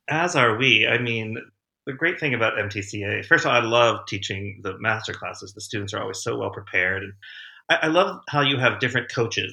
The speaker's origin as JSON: {"language": "English", "town": "Winchester", "region": "Virginia", "country": "United States", "tie": "born or raised there", "moved": "as an adult", "said": "I grew up in Winchester, Virginia"}